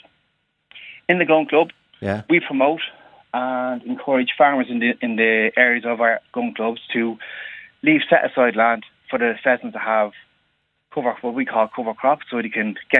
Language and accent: English; Dublin, Leinster, Ireland; I'm from Dublin